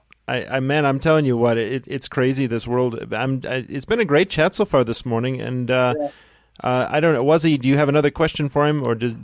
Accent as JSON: {"language": "English", "country": "United States", "moved": "yes", "said": "I'm being from the States."}